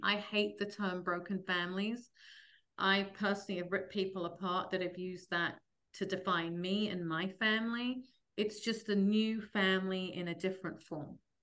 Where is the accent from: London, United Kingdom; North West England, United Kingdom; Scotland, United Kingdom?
London, United Kingdom; moved away as an adult; now in New Jersey, United States; I grew up in London